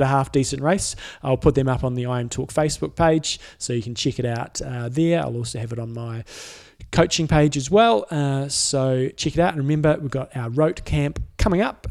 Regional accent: Christchurch, Canterbury, New Zealand

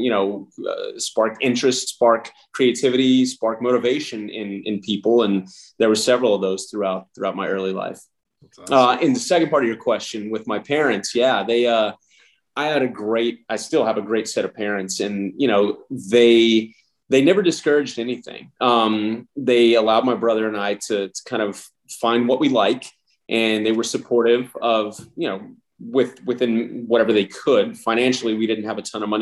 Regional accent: El Paso, Texas, United States; moved away as an adult; also born or lived in Lubbock, Texas; now in Los Angeles, United States; I was born in Lubbock, Texas. And then I grew up for the most part in El Paso, Texas.

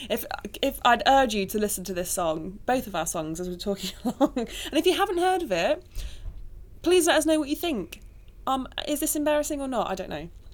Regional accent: Nottingham, East Midlands, United Kingdom; I was born in Nottingham to two wonderful parents.

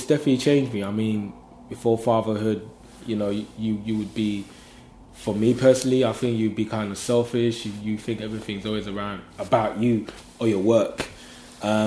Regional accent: London, United Kingdom; I'm from London

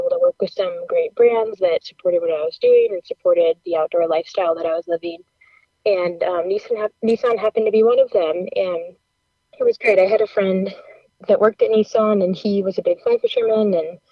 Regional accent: Colorado, United States; also born or lived in New Mexico; when I moved back to my home state of Colorado

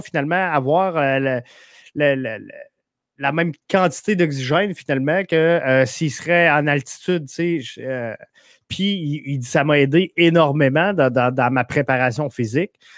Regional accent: Quebec City, Quebec, Canada; moi, je viens de Québec, fait que je suis comme bien nordique

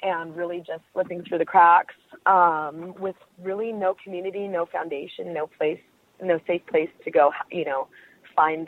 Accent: Bay Area, Northern California, United States; I'm from the Bay Area. I'm a Northern California girl.

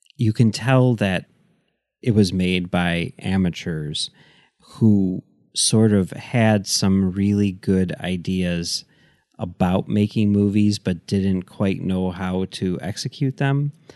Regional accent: Chicago, Illinois, United States; I grew up in Chicago

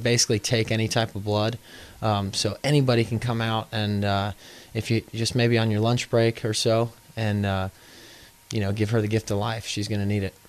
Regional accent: Houston, Texas, United States; now in New Orleans, United States; I'm from Houston

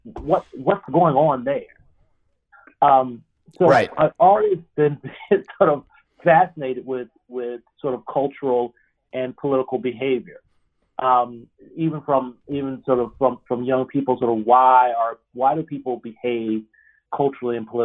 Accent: Norfolk, Virginia, United States; I grew up in Norfolk, Virginia

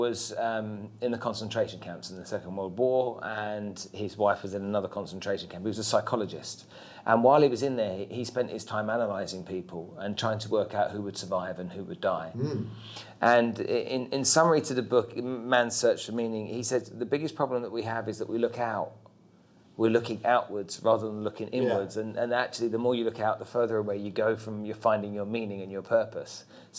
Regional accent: United Kingdom; now in Dubai, United Arab Emirates; being British and growing up and living overseas in many different countries

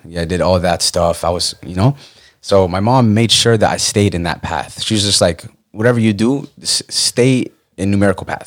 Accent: Falls Church, Virginia, United States; moved away as an adult; also born or lived in Pennsylvania / North Carolina / Texas; I'm from Northern Virginia, uh, Falls Church, Fairfax area

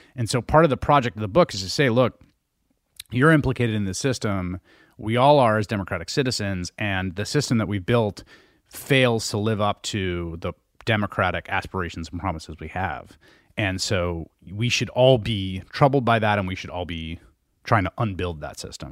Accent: New York City, New York, United States; I grew up in the Bronx in the nineteen eighties

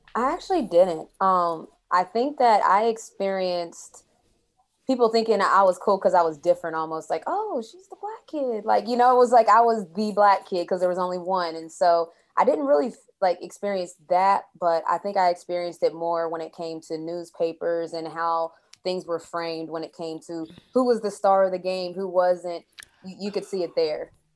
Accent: St. Albans, West Virginia, United States; now in Atlanta, United States; I grew up in Saint Albans, West Virginia

